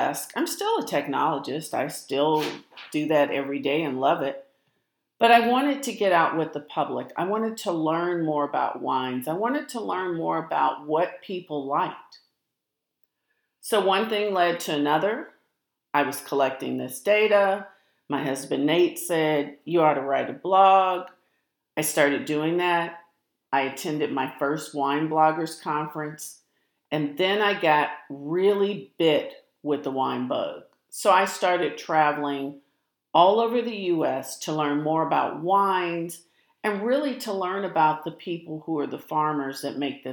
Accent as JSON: {"language": "English", "town": "St. Louis", "region": "Missouri", "country": "United States", "tie": "born or raised there", "moved": "yes", "lives_now": "Texas, United States", "said": "I grew up in St. Louis. I live in Texas now"}